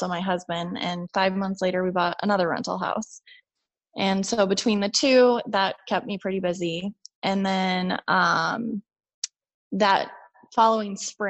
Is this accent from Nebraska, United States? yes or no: yes; Omaha, Nebraska, United States; moved away as an adult; I was born and raised in Omaha